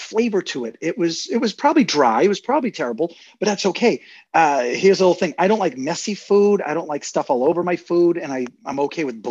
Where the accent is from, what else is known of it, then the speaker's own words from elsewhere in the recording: Quincy, Massachusetts, United States; also born or lived in Weymouth, Massachusetts / Plymouth, Massachusetts; I grew up in Quincy, Massachusetts